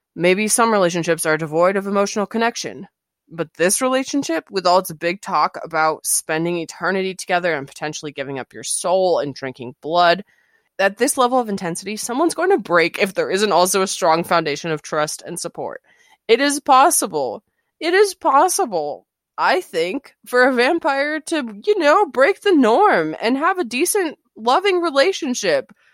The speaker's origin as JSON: {"language": "English", "region": "Arizona", "country": "United States", "said": "I'm from Arizona"}